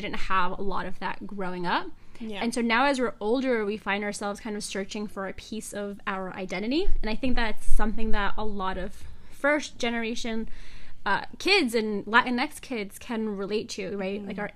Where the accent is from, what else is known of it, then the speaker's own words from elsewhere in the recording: Long Island, New York, United States; I was raised on Long Island